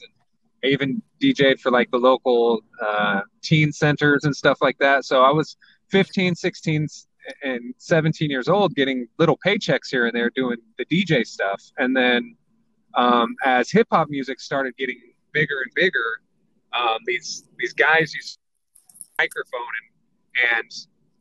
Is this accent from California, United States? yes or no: yes; San Diego, California, United States; I was born and raised in San Diego.